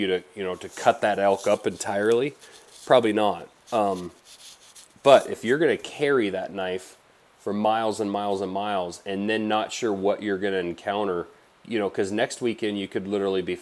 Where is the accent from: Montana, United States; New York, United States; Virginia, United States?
Montana, United States; Blackfoot River Valley; I grew up in the Blackfoot River Valley here in Montana.